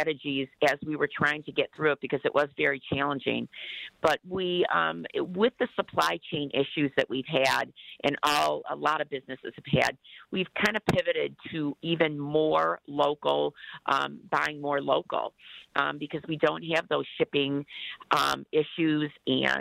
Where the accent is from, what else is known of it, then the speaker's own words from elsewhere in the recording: Detroit, Michigan, United States; We were raised in the Detroit area